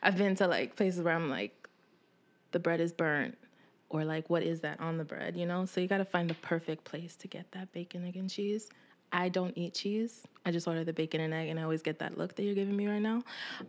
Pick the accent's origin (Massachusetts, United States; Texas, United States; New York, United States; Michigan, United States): New York, United States; Brooklyn; also born or lived in West Harlem, United States; I'm from Bed-Stuy, Brooklyn.